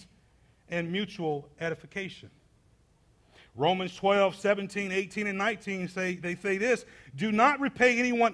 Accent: Atlanta, Georgia, United States; I grew up inner city in Atlanta

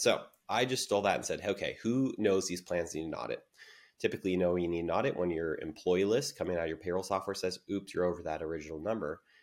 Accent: San Diego, California, United States; I'm born and raised in San Diego

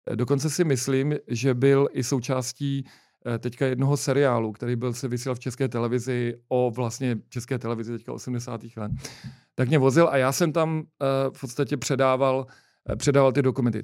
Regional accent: Prague, Czechia; my jsme oba z Vinohrad

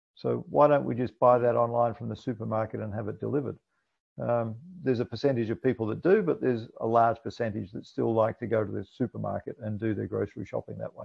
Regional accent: Scotland, United Kingdom; also born or lived in New Zealand; now in Australia; I was born in Scotland

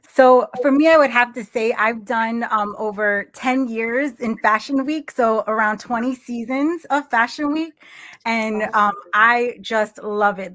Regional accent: New York, United States; I talk fast because I'm from New York

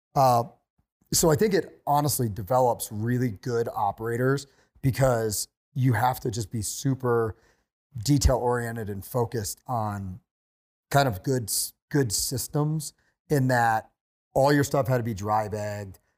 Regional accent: Pennsylvania, United States; moved away as an adult; also born or lived in West Virginia / Montana / North Idaho / Hawaii; I grew up in Pennsylvania, and then I went to college in West Virginia

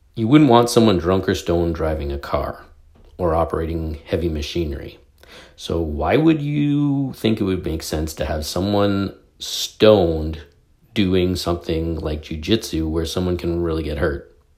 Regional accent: Canada; I'm a Canadian.

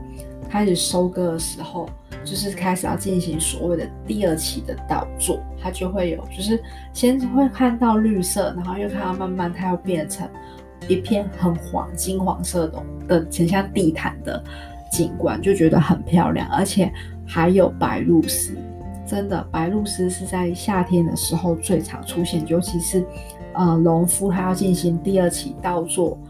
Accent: Kaohsiung, Taiwan; moved away as an adult; now in Taipei, Taiwan; 因为小时候我是我是住高我是高雄人，是住南部，是自从上了大学之后才来台北。然后每次之前回去南部的时候，觉得天哪，高雄好热

